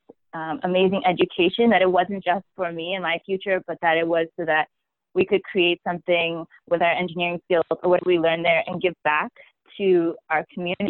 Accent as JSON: {"language": "English", "area": "Bay Area", "region": "California", "country": "United States", "tie": "born or raised there", "moved": "as an adult", "said": "I grew up in the Bay Area my whole life"}